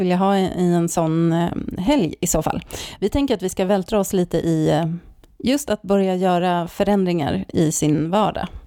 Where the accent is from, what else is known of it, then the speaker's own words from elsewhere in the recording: Stockholm, Stockholm County, Sweden; moved away as an adult; also born or lived in Norrköping; now in Särna, Sweden; jag är också uppvuxen i Stockholm